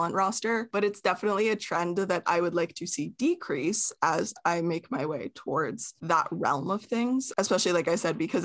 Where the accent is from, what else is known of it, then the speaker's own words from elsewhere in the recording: Canada; We are Canadian